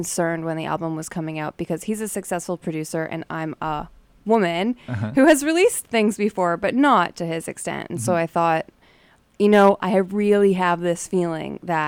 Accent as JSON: {"language": "English", "town": "Toronto", "region": "Ontario", "country": "Canada", "moved": "yes", "lives_now": "Winnipeg, Canada", "said": "I'm from Toronto"}